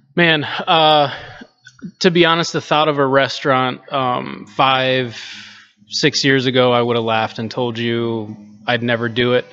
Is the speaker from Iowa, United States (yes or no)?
yes; Cedar Rapids, Iowa, United States; moved away as an adult; also born or lived in Chicago / Des Moines; here in, in my hometown